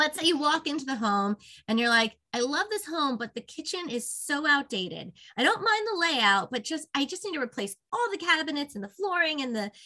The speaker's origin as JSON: {"language": "English", "region": "Northeast", "country": "United States", "also_born_or_lived": "Virginia", "moved": "as an adult", "said": "I'm from the Northeast originally, so I'm excited. I live in Westchester, and I'm excited to be back home"}